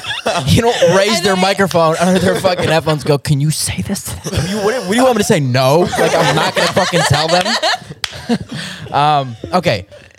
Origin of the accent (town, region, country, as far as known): Chicago, Illinois, United States; born or raised there; moved away as an adult; also born or lived in Minsk, Belarus; now in Los Angeles, United States